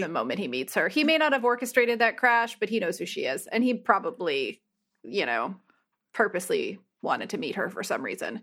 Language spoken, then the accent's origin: English; New Jersey, United States; also born or lived in New Hampshire; I grew up in New Jersey and spent a lot of time in New Hampshire